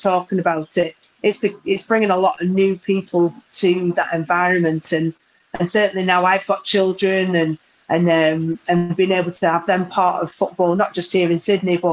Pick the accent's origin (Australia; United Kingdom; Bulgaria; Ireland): United Kingdom; Burnley, North West England; moved away as an adult; also born or lived in United States; I'm very, very proud that I come from Burnley, that my parents still live there